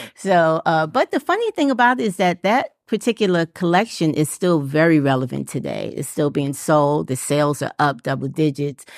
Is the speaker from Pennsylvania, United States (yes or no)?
no; New York City, New York, United States; moved away as an adult; now in Atlanta, United States; I'm from New York City, and we were doing natural here in New York City.